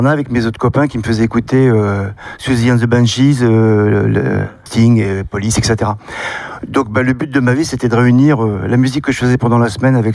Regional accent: central France, France; je viens du centre de la France où il y a une tradition de vielle à roue, tradition de musique populaire.

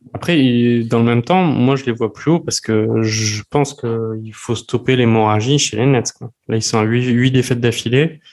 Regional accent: France; on est français

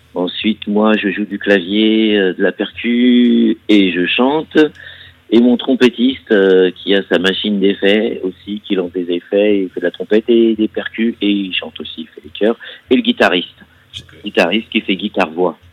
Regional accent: Montreuil, Île-de-France, France; also born or lived in Figuig, Morocco; je suis français, d'origine marocaine. Ouais, je suis franco-marocain. Euh, et euh, du coup, mes origines marocaines euh, sont. Mes origines françaises sont de Montreuil

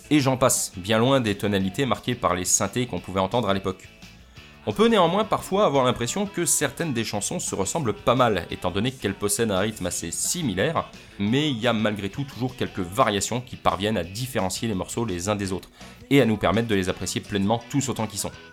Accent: France; moi, en tant que français

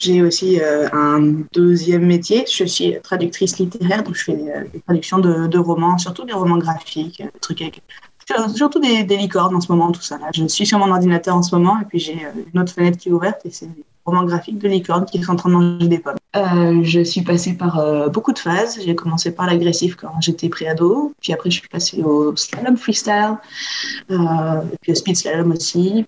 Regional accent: Bordeaux, Nouvelle-Aquitaine, France; Je suis originaire de Bordeaux.

